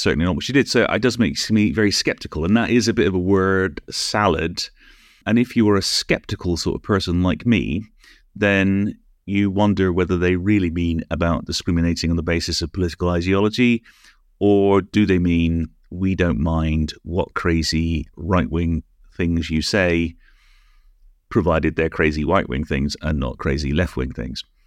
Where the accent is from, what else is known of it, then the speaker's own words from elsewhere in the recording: United Kingdom; also born or lived in Canada; I'm British